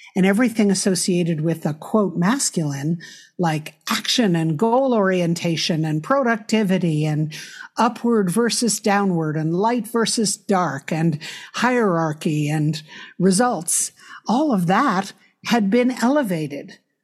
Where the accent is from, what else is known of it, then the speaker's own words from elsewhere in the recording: New York City, New York, United States; I grew up in New York City